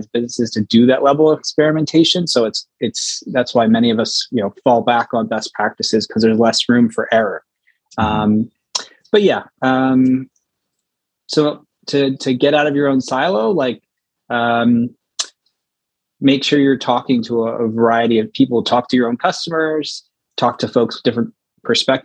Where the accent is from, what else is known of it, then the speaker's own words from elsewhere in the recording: United States; also born or lived in Philadelphia; I'm American, I'm based in America.